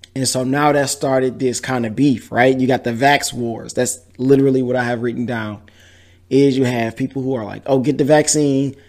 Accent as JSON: {"language": "English", "town": "Detroit", "region": "Michigan", "country": "United States", "moved": "yes", "lives_now": "Houston, United States", "said": "I'm from Detroit, as you can see with the hat on. Shout out to Detroit, West Side to be exact"}